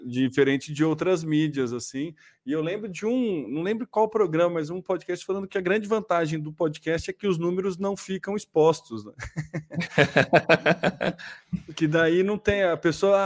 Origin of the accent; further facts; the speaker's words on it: São Carlos, São Paulo, Brazil; a gente é de São Carlos